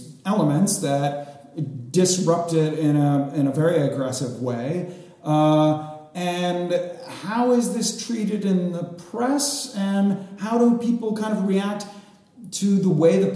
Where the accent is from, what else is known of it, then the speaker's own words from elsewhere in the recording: United States; as an American